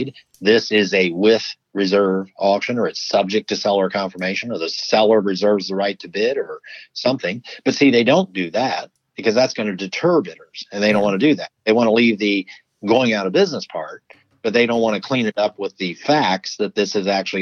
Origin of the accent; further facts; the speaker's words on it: Ohio, United States; Ohio, my home state